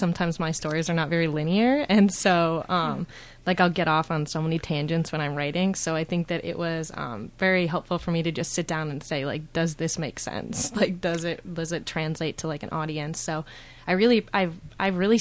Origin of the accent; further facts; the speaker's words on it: St. Paul, Minnesota, United States; I'm from St. Paul, Minnesota.